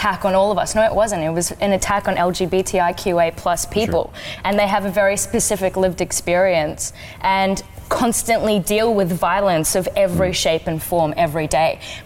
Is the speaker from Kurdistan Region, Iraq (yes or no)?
yes; Kurdistan Region, Iraq; now in Australia; originally a refugee from Iraq. I'm Kurdish